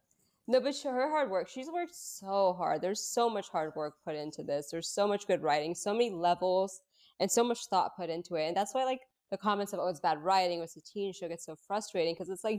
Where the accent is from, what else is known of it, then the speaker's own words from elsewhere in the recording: Pakistan; I'm Pakistani Muslim, so I have all that insight.